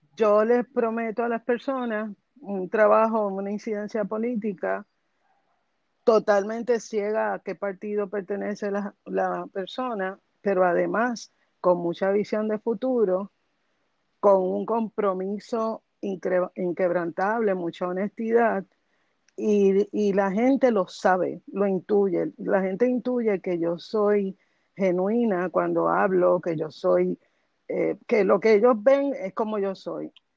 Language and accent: Spanish; Bayamón, Puerto Rico; yo nací en Bayamón y me crié en Bayamón y me gradué de escuela superior en Bayamón